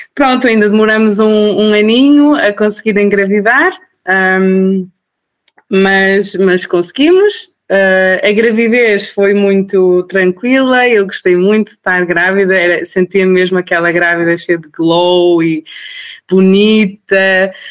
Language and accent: Portuguese; Portugal; moved away as an adult; now in Austria; eu sou portuguesa, o meu marido é iraniano